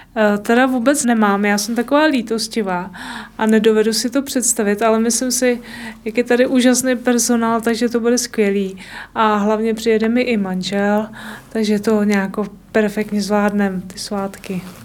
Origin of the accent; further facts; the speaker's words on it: Týniště nad Orlicí, Hradec Králové Region, Czechia; jsem z Týniště na Torlicí